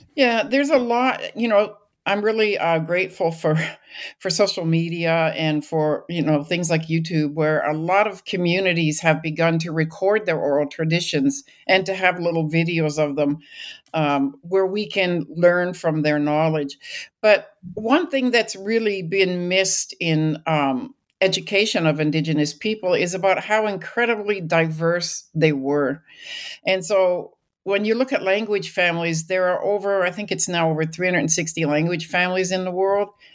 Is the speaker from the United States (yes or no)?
no; British Columbia, Canada; moved away as an adult; I grew up in British Columbia.